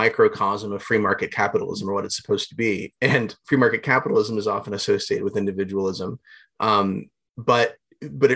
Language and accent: English; Southwest Ohio, United States; I grew up in Southwest Ohio